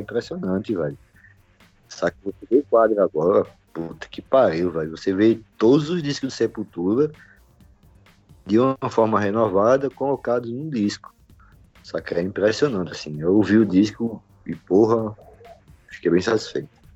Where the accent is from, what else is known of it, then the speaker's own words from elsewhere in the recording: Brazil; isso é que frustra a gente aqui no Brasil